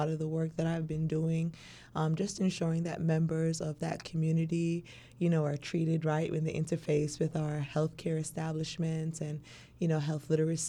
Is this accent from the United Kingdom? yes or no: no; Barbados; now in United States; I was raised in Barbados. So coming over here to Virginia State, you know, that family-like environment for me being an international student was very, very key to my success.